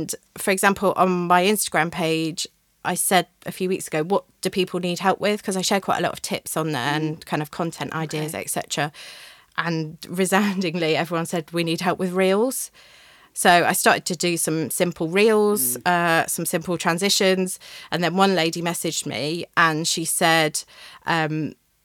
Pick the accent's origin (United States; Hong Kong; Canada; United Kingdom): United Kingdom; Newcastle upon Tyne, North East England; saw a trainee job at the local paper back in my hometown and went for it and didn't think I'd ever get it. And 6 weeks later, I was up training at the Newcastle Chronicle and Journal